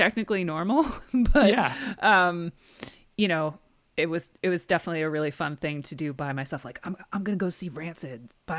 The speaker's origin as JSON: {"language": "English", "region": "New Jersey", "country": "United States", "tie": "born or raised there", "also_born_or_lived": "Brooklyn", "said": "I'm from New Jersey. I grew up in New Jersey, but I lived in Brooklyn for like a decade."}